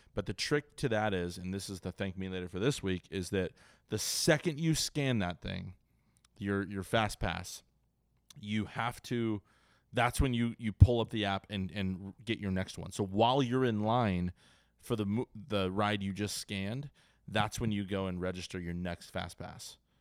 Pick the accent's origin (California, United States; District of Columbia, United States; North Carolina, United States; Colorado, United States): California, United States; Ventura; now in San Diego, United States; I grew up in Ventura, Ventura County